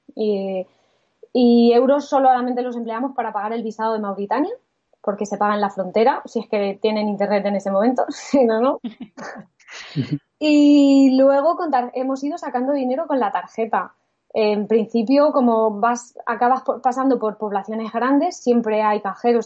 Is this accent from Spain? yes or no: yes; Spain; al ser españoles